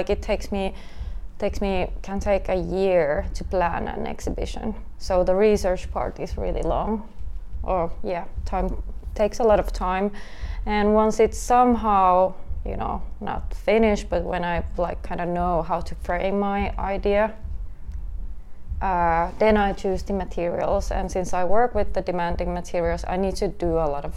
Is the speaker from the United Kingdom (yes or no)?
no; Helsinki, Uusimaa, Finland; born and raised in Helsinki